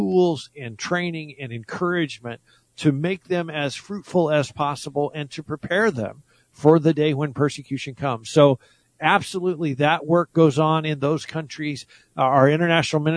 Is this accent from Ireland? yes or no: no; United States; I was born in the United States